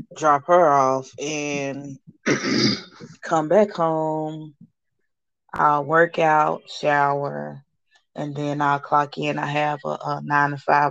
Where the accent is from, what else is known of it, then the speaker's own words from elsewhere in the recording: Nashville, Tennessee, United States; also born or lived in Chattanooga; I was born in Chattanooga, but, you know, really from Nashville. I've been here since I was five.